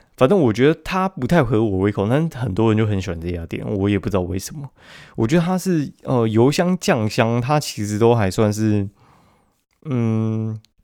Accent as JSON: {"language": "Chinese", "region": "Taipei", "country": "Taiwan", "said": "我们台北人的流量不一定会比较高"}